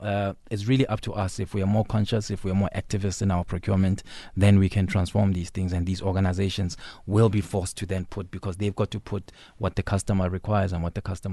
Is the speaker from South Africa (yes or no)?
yes; South Africa; as South African, as a general population